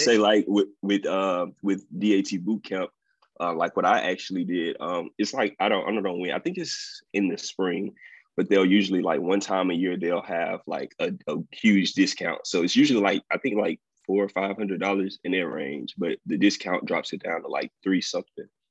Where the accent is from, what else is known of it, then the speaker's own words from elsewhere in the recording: Vicksburg, Mississippi, United States; also born or lived in Fayette, Mississippi; I'm originally from Fayette, Mississippi, but I grew up and went to school in Vicksburg, Mississippi, um, all through elementary, junior high, high school.